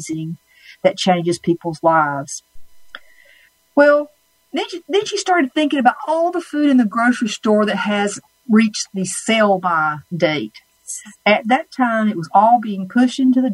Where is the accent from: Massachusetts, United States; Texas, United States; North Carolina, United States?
North Carolina, United States; Red Springs; from my accent that I am born and raised in North Carolina, Red Springs, North Carolina, to be exact